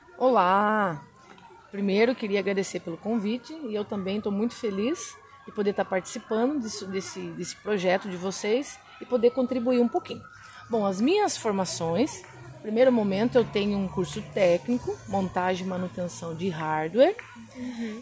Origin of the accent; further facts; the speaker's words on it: Guareí, São Paulo, Brazil; Eu sou de Guaraí